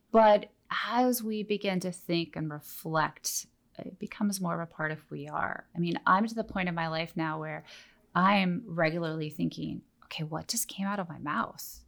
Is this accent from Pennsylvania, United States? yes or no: no; Oregon, United States; moved away; I grew up in Oregon